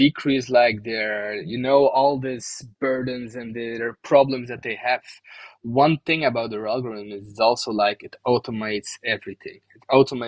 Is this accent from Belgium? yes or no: yes; Bruges, Flanders, Belgium; my hometown, Bruges